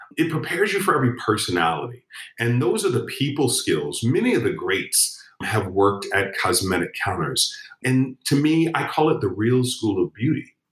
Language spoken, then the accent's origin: English; Chicago, Illinois, United States; I'm from Chicago.